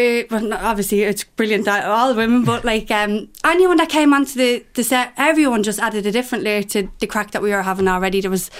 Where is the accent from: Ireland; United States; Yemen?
Ireland; Dublin, Leinster; I'm from Ballyfermot.